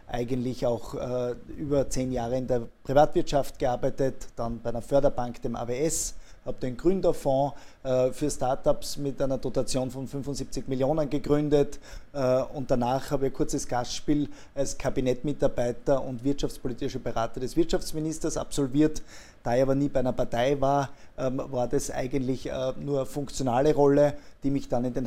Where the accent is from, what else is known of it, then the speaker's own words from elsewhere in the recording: Schladming, Styria, Austria; Ich selbst bin gebürtiger Schladminger und bin äh, als Nachbar der Planetalstation aufgewachsen, äh, damit Steirer